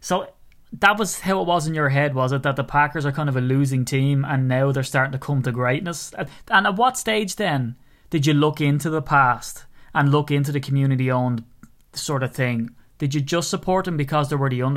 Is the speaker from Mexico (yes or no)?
no; Ireland; from being an Irishman